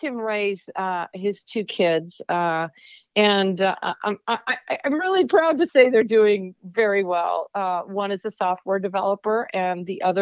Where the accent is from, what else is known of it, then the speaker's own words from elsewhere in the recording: Midwest, United States; now in Oregon, United States; I grew up in the Midwest